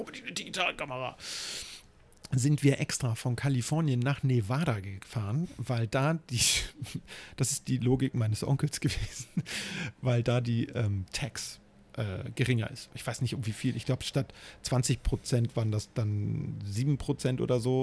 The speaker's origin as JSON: {"language": "German", "region": "Hamburg", "country": "Germany", "tie": "born or raised there", "said": "Ich bin ja in, im Hamburger Stadtteil Eppendorf groß geworden."}